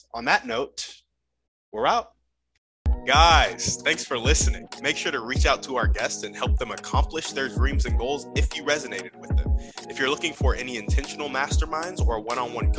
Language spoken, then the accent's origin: English; Round Rock, Texas, United States; also born or lived in Davidson, North Carolina / South Austin, Texas; Born and raised in Round Rock, Texas.